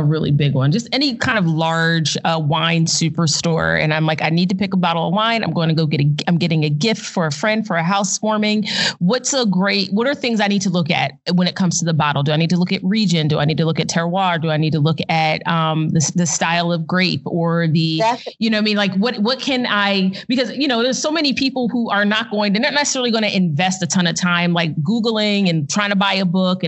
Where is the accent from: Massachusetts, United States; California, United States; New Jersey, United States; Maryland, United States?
New Jersey, United States; outside Philadelphia; moved away; also born or lived in Arizona; I grew up in New Jersey or in South Jersey outside mm-hmm. of Philadelphia